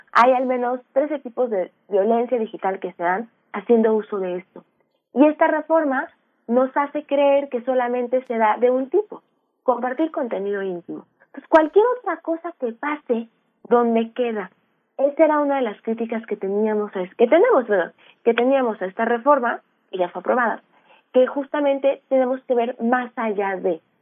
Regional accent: Aguascalientes, Mexico; yo soy de Aguascalientes

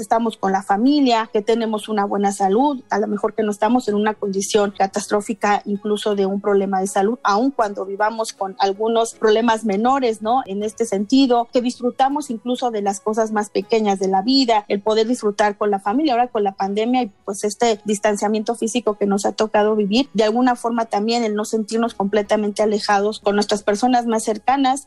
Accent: Mexico

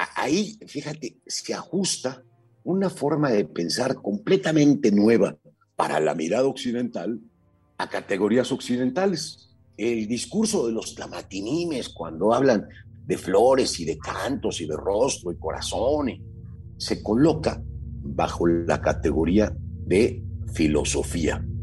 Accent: Mexico City, Mexico; Nacimos en la Ciudad de México a mediados del siglo pasado, somos varones, estudiamos en la misma prepa, e incluso en la misma facultad

